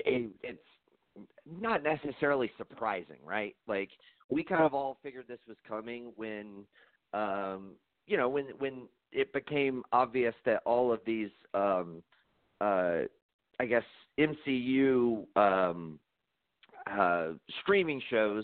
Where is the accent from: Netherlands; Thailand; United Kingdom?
United Kingdom; I'm British.